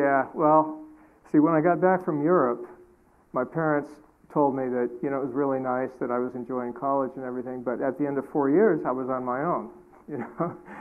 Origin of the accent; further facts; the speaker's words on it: Alaska, United States; I was raised in Alaska on a homestead